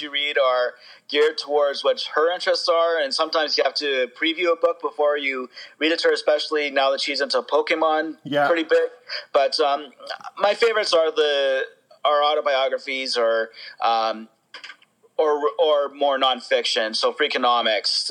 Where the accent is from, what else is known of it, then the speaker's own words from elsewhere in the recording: Winnipeg, Manitoba, Canada; also born or lived in Toronto; I was born in Winnipeg